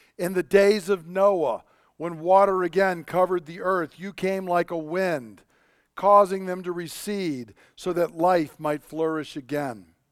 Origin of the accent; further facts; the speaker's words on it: Georgia, United States; moved away; I grew up down in Georgia